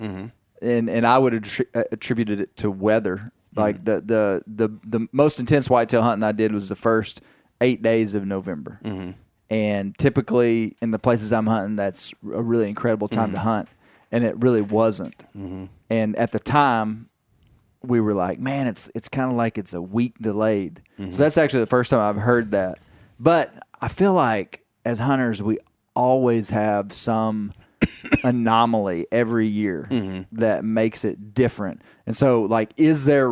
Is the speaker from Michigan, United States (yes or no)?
no; Arkansas, United States; we are in my home state